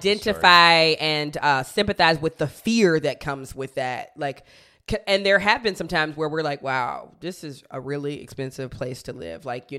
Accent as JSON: {"language": "English", "country": "United States", "said": "I'm an American"}